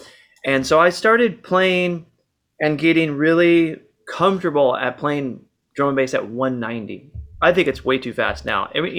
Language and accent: English; Seattle, Washington, United States; And we've been partnered in music for a really long time, growing up in Seattle.